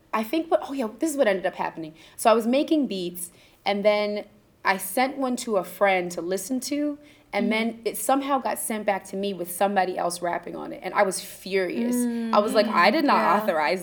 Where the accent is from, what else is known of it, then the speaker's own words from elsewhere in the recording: Ithaca, New York, United States; I grew up in Ithaca, New York